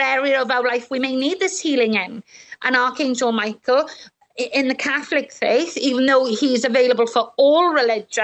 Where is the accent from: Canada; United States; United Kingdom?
United Kingdom; Welsh, Wales; I'm Welsh